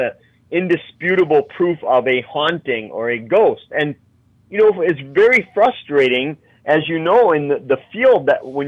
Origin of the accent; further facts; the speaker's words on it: Wisconsin, United States; my home state of Wisconsin